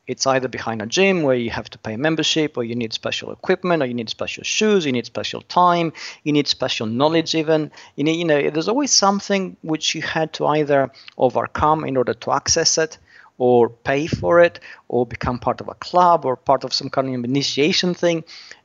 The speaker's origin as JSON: {"language": "English", "country": "Australia", "also_born_or_lived": "United Kingdom", "said": "I'm Australian originally."}